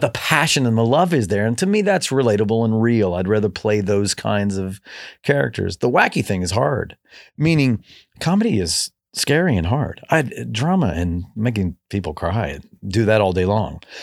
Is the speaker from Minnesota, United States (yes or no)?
no; Kentucky, United States; moved away; growing up in Kentucky, we listened to absolutely no country music in my family